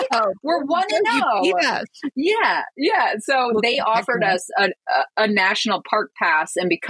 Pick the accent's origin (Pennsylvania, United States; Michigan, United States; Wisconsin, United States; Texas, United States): Michigan, United States; moved away as an adult; we're from Michigan